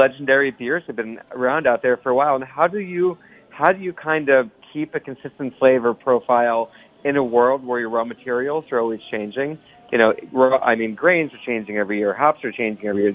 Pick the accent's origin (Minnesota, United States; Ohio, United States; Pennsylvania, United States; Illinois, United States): Ohio, United States; now in New York City, United States; I grew up in the Midwest. Mm-hmm. So I grew up in Ohio